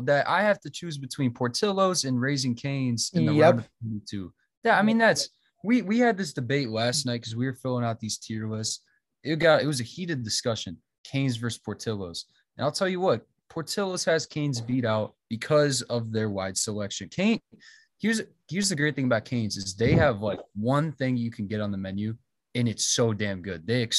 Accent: the suburbs of Chicago, Illinois, United States; I'm from Illinois, the suburbs of Chicago. I got to stay true to my roots.

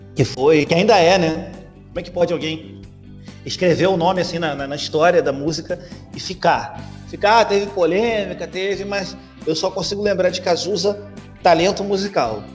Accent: Rio de Janeiro, Brazil; aqui do Rio, então, cara, pô, a minha infância foi ouvindo, foi ouvindo esses caras

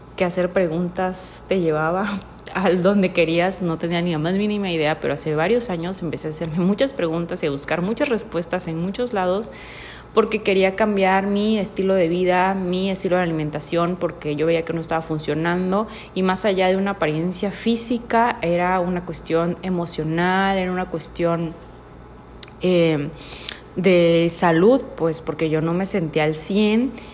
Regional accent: Mexico; also born or lived in Tuxtla Gutiérrez, Chiapas; soy mexicana

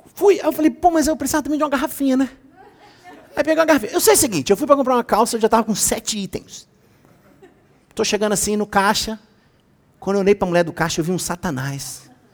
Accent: Rio de Janeiro, Brazil; eu sou carioca, eu sou do pagode

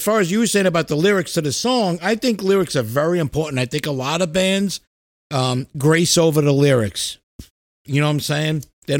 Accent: New York, United States; moved away; they're from my old stomping grounds. I'm a New Yorker

